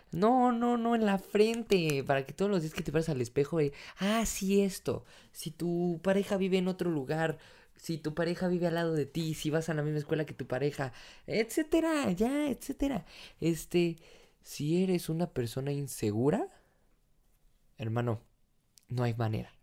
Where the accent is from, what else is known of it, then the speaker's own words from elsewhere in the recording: Mexico; soy mexicano